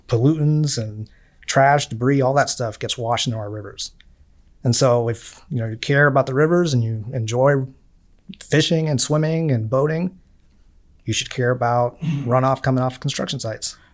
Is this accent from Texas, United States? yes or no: no; Miami, Florida, United States; moved away